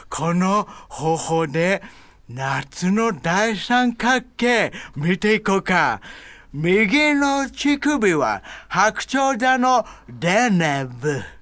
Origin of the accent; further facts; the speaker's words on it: Hawaii, United States; なんで私ハワイなのに、日本語の名前かというと、マザーファーザーは Japanese 私はハワイで育ってます